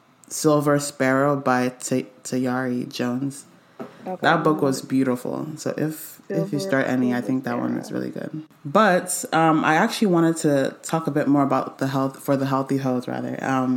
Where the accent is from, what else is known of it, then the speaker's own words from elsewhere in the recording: Nigeria; I'm Nigerian